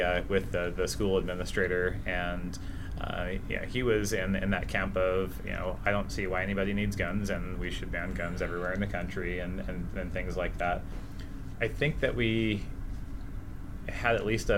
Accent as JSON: {"language": "English", "town": "Hayward", "region": "California", "country": "United States", "tie": "born or raised there", "said": "I grew up in South Hayward, to be specific, on a street that was, you know, drive-bys constantly and things like that during the 80s."}